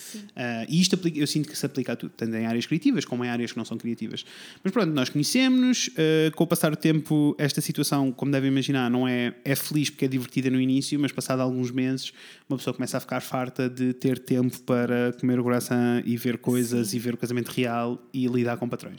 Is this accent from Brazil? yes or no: no; Coimbra, Centro, Portugal; moved away as an adult; also born or lived in Tomar; now in Porto, Portugal; eu originalmente sou de Coimbra